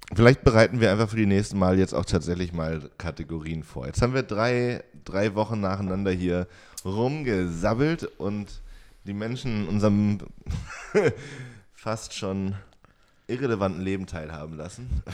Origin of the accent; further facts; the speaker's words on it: Jena, Thuringia, Germany; now in Oldenburg, Germany; ich bin da ja komplett aufgewachsen